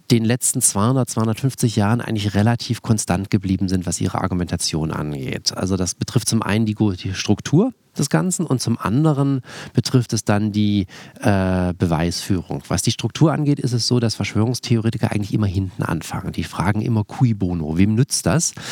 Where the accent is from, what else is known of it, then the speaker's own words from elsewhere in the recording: Tübingen, Baden-Württemberg, Germany; Also ich komme aus Tübingen, das ist eine sehr liberale, linke Stadt, das ist auch eine sehr wohlhabende Stadt